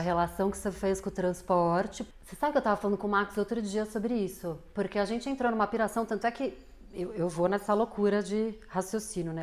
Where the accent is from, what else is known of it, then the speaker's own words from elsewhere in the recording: São Paulo, Brazil; Nasci aqui no Brasil, São Paulo, bem imersa numa família classe média